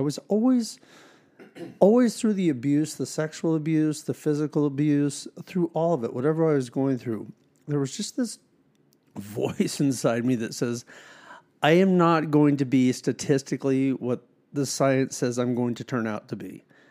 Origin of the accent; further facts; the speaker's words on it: Harrisburg, Pennsylvania, United States; So I was born and raised in Dauphin County, Harrisburg, Pennsylvania.